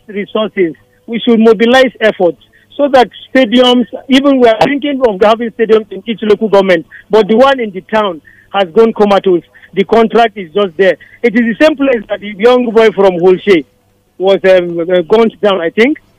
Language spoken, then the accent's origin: English; Kaduna, Kaduna State, Nigeria; moved away; also born or lived in Plateau State; I, I grew up in Kaduna to a large extent